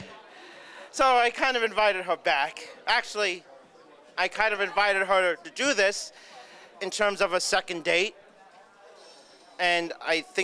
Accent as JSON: {"language": "English", "region": "New York", "country": "United States", "said": "You could tell I'm a New Yorker"}